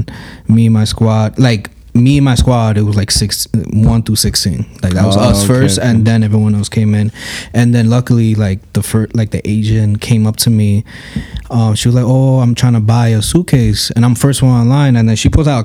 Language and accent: English; New York City, New York, United States; I'm from the Bronx